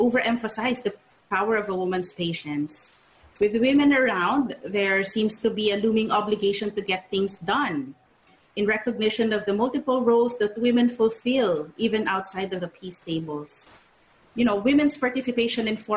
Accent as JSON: {"language": "English", "region": "Mindanao", "country": "Philippines", "tie": "born or raised there", "also_born_or_lived": "New York", "moved": "as an adult", "said": "Growing up in Mindanao in a conflict zone"}